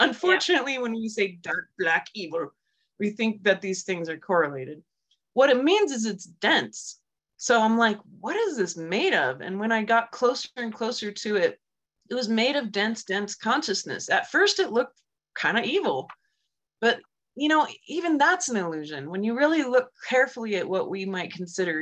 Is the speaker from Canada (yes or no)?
no; Germany; moved away; I grew up in Germany during the Cold War and as a little psychic kid.